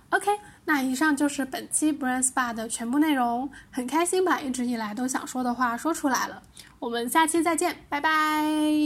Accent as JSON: {"language": "Chinese", "town": "Liuzhou", "region": "Guangxi", "country": "China", "said": "我是柳州人嘛，柳州螺蛳粉特别有名"}